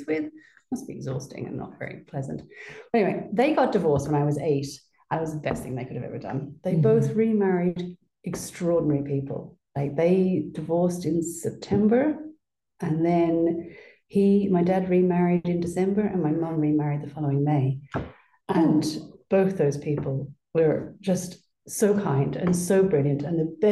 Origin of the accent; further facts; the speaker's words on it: Melbourne, Victoria, Australia; moved away as an adult; also born or lived in Adelaide, Australia; now in Ireland; So I was born in Australia. I was actually born in Melbourne and then lived in Adelaide for a long time as well. And then moved here, not until I was 26